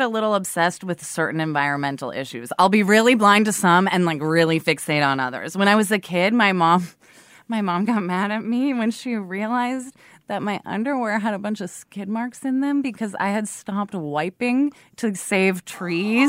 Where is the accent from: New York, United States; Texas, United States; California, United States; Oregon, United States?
Oregon, United States; Portland; now in Brooklyn, United States; I grew up in Portland, Oregon